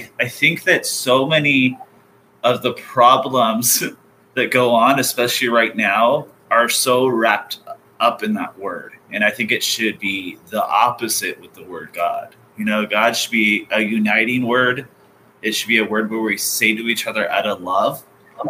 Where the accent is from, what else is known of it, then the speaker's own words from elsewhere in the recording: Orange County, California, United States; growing up in Orange County